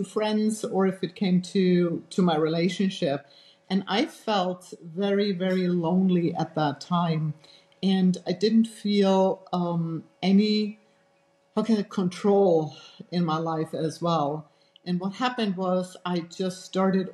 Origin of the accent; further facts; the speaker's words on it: Germany; English is a second language; moved away as an adult; also born or lived in United States; I grew up actually in Europe, in Germany, and I had a very protected childhood. And grew up in a very small town